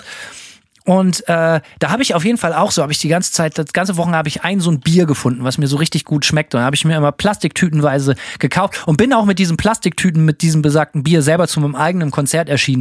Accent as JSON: {"language": "German", "country": "Germany", "said": "bei uns zu Hause in Deutschland"}